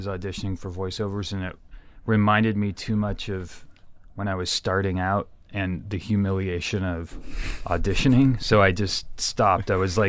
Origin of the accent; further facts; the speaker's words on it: Santa Cruz, California, United States; I grew up in Santa Cruz.